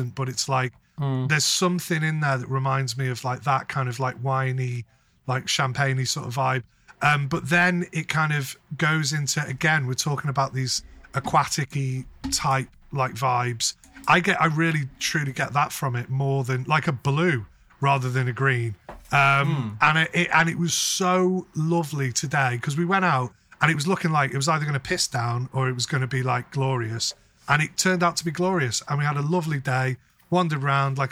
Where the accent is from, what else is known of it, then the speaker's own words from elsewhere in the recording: North West England, United Kingdom; I'm not a Scouser. They would call they would call me a wool